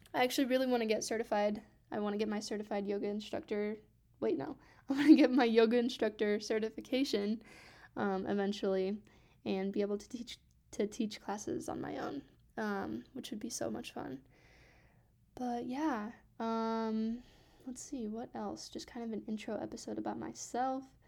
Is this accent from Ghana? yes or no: no; Grand Junction, Colorado, United States; also born or lived in Grants Pass, Oregon; we moved here to Grand Junction, Colorado when I was six